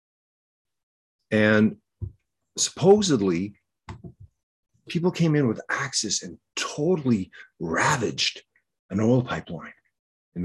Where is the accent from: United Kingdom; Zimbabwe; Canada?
Canada; I'm a Canadian